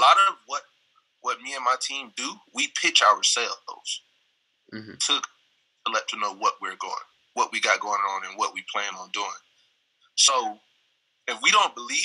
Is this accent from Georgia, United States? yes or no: yes; Savannah, Georgia, United States; the nickname for my hometown is the Seaport, but because of the accent that we have, it comes off as Poe